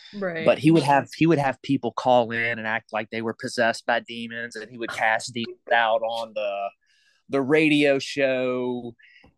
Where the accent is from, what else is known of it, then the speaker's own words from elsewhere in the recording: the South, United States; I got indoctrinated with this as a young youth growing up in the South.